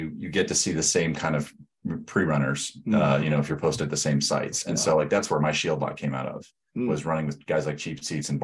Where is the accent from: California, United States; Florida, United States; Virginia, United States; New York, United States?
Florida, United States; moved away as an adult; also born or lived in Alabama; now in Omaha, United States; I'm from Florida